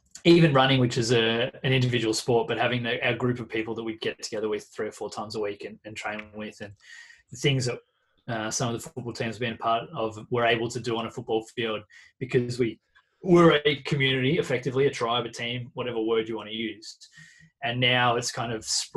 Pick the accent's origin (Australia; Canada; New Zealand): Australia; Carrum Downs, Victoria; also born or lived in Pearcedale / Frankston / Mount Martha; growing up in Carrum Downs, then moving to Pearsdale and going to Frankston High School